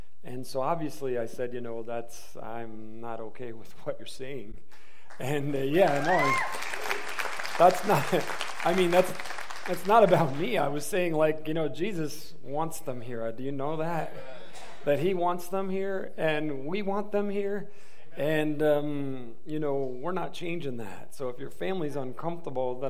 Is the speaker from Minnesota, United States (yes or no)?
no; Michigan, United States; moved away; I'm from Michigan